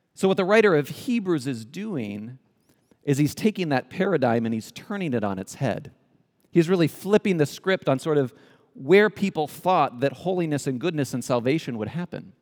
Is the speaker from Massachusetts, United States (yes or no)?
no; California, United States; moved away as an adult; also born or lived in Spain; We, we come originally, we're from California, so native Californians